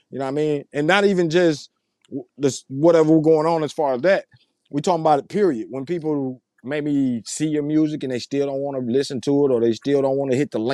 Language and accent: English; Saginaw, Michigan, United States; I'm from Saginaw